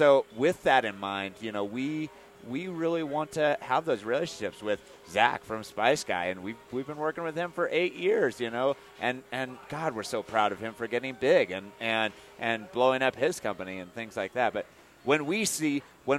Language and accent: English; Iowa, United States; now in Colorado, United States; I'm from Iowa